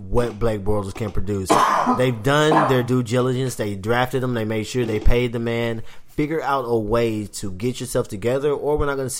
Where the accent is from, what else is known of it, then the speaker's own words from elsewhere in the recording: Texas, United States; I'm from Texas